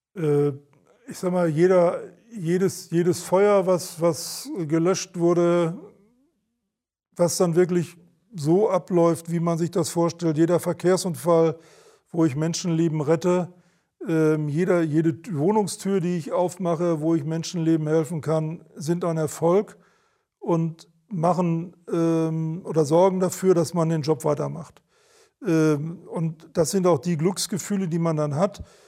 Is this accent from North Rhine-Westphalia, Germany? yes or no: yes; Sauerland, North Rhine-Westphalia, Germany; moved away as an adult; now in Hamburg, Germany; ich, ich komme ja gebürtig aus dem Sauerland und mein Geburtshaus war ein großes Gymnasium